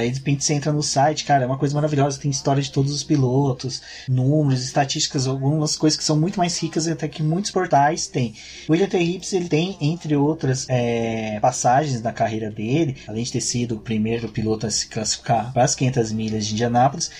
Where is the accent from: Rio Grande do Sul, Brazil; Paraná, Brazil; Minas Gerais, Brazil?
Minas Gerais, Brazil; now in São Paulo, Brazil; eu sou de uma região que não sofre tanto preconceito, que é Minas Gerais